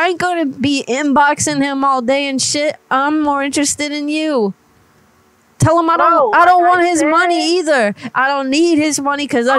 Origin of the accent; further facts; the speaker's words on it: Florida, United States; I was originally born and raised in Florida, but I done moved.